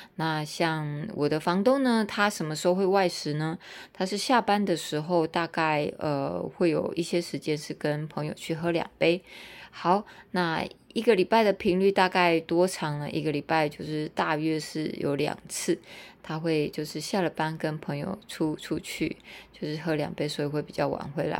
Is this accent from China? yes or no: no; Tainan, Taiwan; also born or lived in Hong Kong / Singapore / Taipei / Taichung; 我其实在台南也住很久了，我是台南人，但我在很多国家跟很多城市都居住过